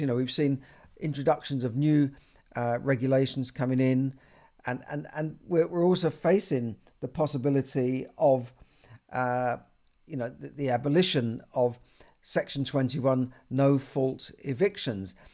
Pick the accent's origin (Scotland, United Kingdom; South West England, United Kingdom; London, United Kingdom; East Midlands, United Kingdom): London, United Kingdom; I grew up in Camden